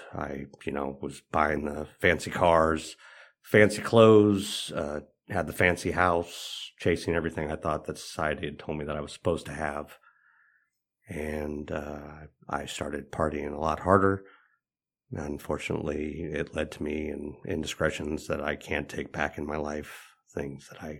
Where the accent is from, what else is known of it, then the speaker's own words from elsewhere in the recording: Los Angeles, California, United States; I grew up in Los Angeles, California, in a town called Van Nuys, California.